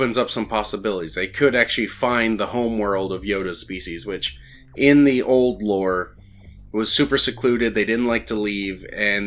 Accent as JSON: {"language": "English", "town": "Albuquerque", "region": "New Mexico", "country": "United States", "tie": "born or raised there", "said": "the Balloon Fiesta in my hometown"}